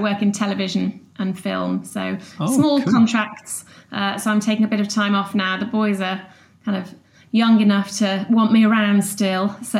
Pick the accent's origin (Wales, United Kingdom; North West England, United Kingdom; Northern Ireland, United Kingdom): North West England, United Kingdom; the Wirral; moved away as an adult; also born or lived in Lancaster / London; now in Bristol, United Kingdom; I grew up on the Wirral near Liverpool, and went up to Lancaster to university, and then we got together and had a bit of a stint in London